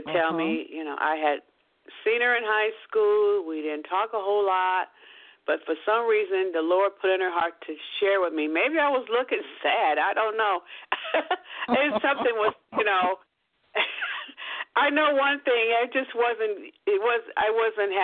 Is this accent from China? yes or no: no; Seattle, Washington, United States; also born or lived in Kent, Washington; I grew up in Seattle, Washington